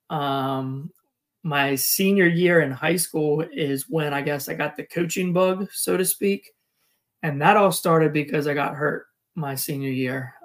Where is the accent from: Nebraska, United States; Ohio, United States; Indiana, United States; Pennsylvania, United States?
Pennsylvania, United States; Chambersburg; also born or lived in Ramstein, Germany / Northern California / Greencastle, Pennsylvania; I grew up in Chambersburg, Pennsylvania, which is just the next town north of where I live now.